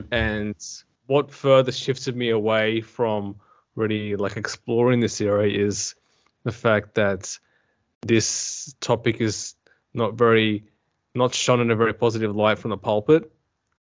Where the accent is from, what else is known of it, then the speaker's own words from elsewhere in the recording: Adelaide, South Australia, Australia; I am from Australia, to be specific, South Australia in Adelaide